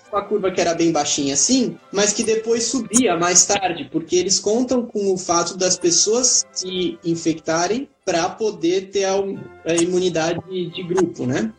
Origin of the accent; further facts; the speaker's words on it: São Paulo, Brazil; moved away as an adult; also born or lived in Germany / Nigeria; now in Netherlands; Eu sou de São Paulo e eu tô na Holanda há muito pouco tempo